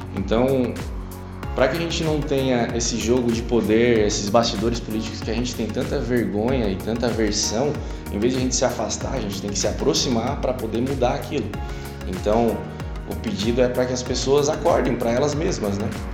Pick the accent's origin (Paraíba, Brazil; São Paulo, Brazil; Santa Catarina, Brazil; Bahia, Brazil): Santa Catarina, Brazil; Araranguá; also born or lived in Florianópolis; Cresci em Araranguá, Morei por 10 anos em Florianópolis, mas nunca deixando essa cidade incrível